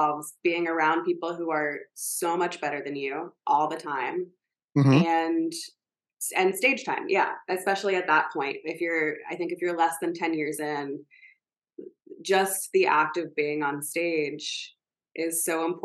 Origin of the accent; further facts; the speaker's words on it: Lexington, Kentucky, United States; also born or lived in New Orleans; now in New York City, United States; I was from Lexington, Kentucky